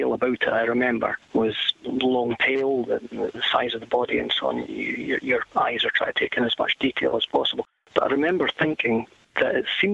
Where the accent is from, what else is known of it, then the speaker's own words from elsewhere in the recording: West Highlands, Scotland, United Kingdom; now in Scottish Borders, United Kingdom; I was raised in the West Highlands, and the wee village I was in was 35 miles from the nearest high school.